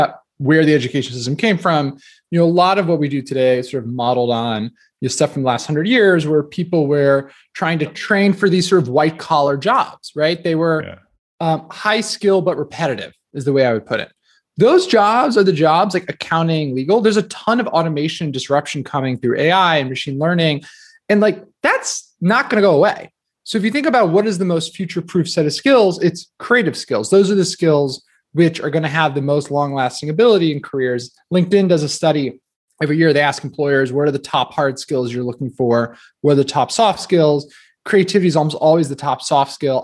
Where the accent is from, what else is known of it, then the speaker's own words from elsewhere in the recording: New Jersey, United States; I grew up in New Jersey